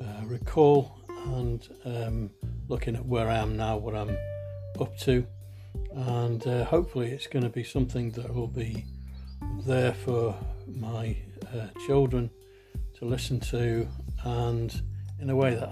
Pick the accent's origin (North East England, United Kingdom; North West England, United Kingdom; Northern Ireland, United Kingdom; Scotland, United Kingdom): North West England, United Kingdom; Liverpool; the time I was born in Toxteth and Liverpool back in 1962